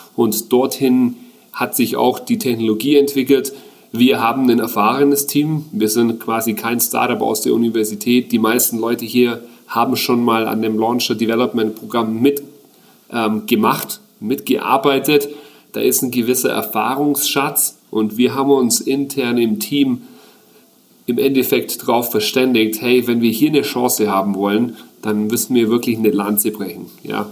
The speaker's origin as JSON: {"language": "German", "town": "Augsburg", "region": "Bavaria", "country": "Germany", "tie": "born or raised there", "also_born_or_lived": "United States / Australia / New Zealand", "moved": "as an adult", "lives_now": "Augsburg, Germany", "said": "tatsächlich bin ich hier in Augsburg geboren. Ich bin aber in frühen Jahren ins Ausland, war dann ganze zehn Jahre weg"}